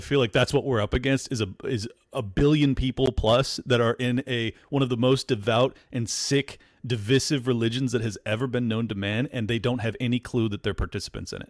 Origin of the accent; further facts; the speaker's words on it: California, United States; now in Florida, United States; born and raised in California and moved to Florida